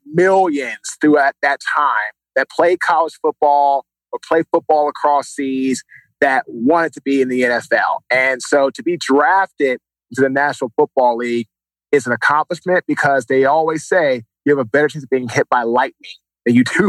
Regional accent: Washington, District of Columbia, United States; now in Raleigh, United States; Washington, D.C.

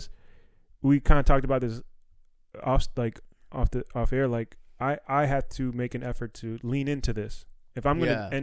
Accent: Silver Spring, Maryland, United States; I grew up in Silver Spring, Maryland, one of the most diverse areas

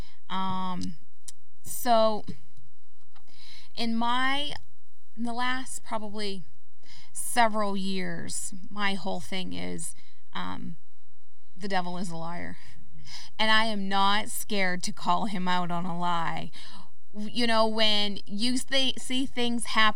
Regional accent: Canada; moved away as an adult; now in United States; I'm Canadian.

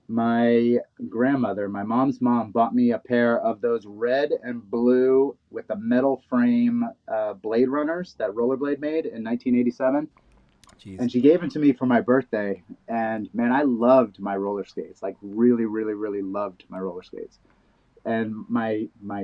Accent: New York City, New York, United States; I grew up in Brooklyn

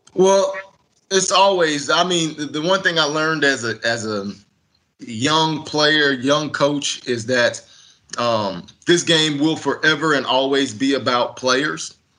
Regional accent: Texas, United States; moved away as an adult; also born or lived in Salt Lake City, Utah; I grew up in Texas

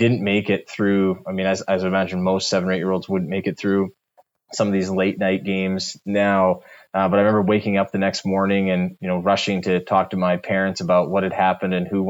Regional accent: Sault Ste. Marie, Ontario, Canada; growing up in Sault Ste. Marie, you got the Jays games on TV

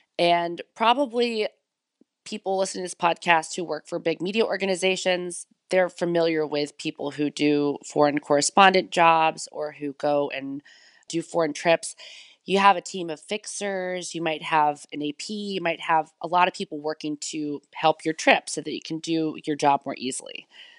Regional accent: United States; now in Berlin, Germany; Well, as you can tell from my accent, I am from the United States originally, but I'm living here in Berlin, Germany now.

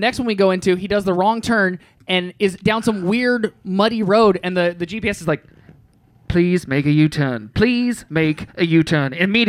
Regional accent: United States; I'm an American.

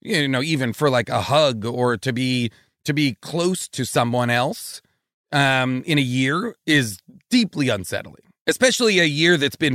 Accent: Boston, Massachusetts, United States; I grew up in New England. I grew up like suburban Boston. And my whole family lives in that same in Boston.

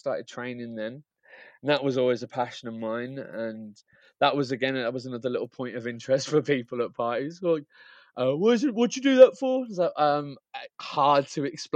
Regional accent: Birmingham, West Midlands, United Kingdom; moved away; I'm from Birmingham, but I'm living back in Birmingham now again

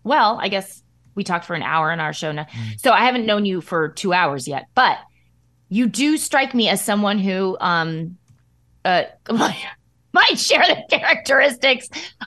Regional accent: Midwest, United States; accent: Midwest flat A; So it's my accent. It's my Midwest flat A accent.

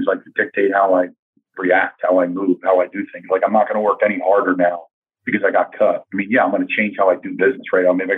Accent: Doylestown, Pennsylvania, United States; a really good Division III football program in my hometown in Doylestown, Pennsylvania

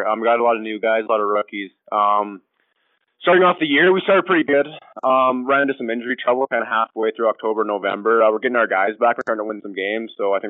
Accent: Calgary, Alberta, Canada; born and raised in Calgary. Started playing hockey when I was four. Kind of always stuck around the northwest part of Calgary

